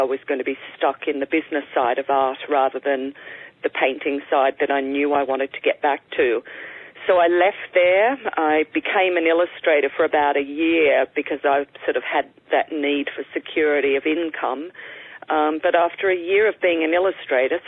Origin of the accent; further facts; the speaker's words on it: Sydney, New South Wales, Australia; also born or lived in Albury, New South Wales; now in New York City, United States; I was born in Albury, which is a country town. Only spent the first 2 years of my life there, and then my family moved to Sydney. So I grew up in Sydney